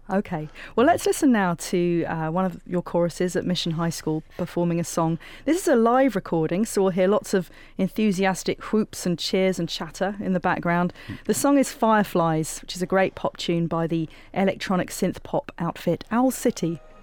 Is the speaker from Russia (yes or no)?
no; England, United Kingdom; moved away; as a 17 year old with my high school chorus in my hometown in England